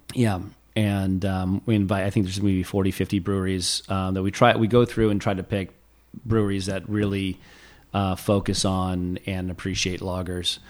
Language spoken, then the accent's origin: English; Los Olivos, California, United States; where I went to elementary school